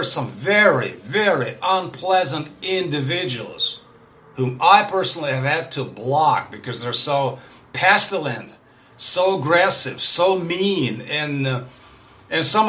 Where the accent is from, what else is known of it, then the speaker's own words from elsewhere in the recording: Russia; first language Russian; English is a second language; I'm a Russian guy. My native tongue, of course, is Russian.